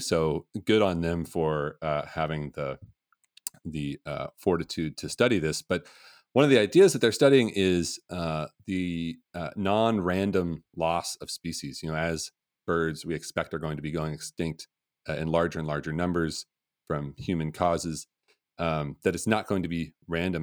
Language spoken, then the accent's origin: English; Portland, Oregon, United States; I grew up in Portland